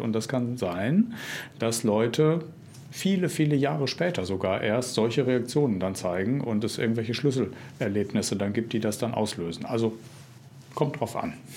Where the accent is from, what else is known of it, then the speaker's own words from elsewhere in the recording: North Rhine-Westphalia, Germany; in meinem Heimatland Nordrhein-Westfalen